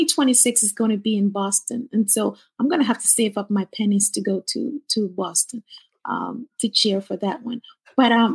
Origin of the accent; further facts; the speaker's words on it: Ghana; moved away; I'm originally from Ghana, West Africa.